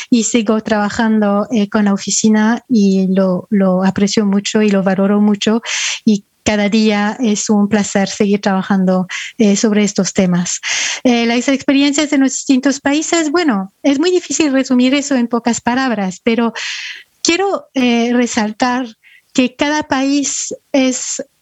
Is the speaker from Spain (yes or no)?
no; France; also born or lived in Ecuador; Bueno, este, nací en Francia y crecí este, principalmente en Francia, pero también en Ecuador.